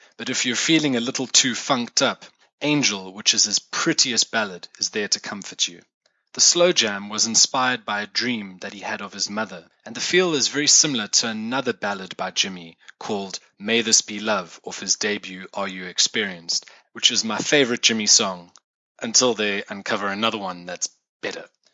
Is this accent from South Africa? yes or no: yes; South Africa; as a South African myself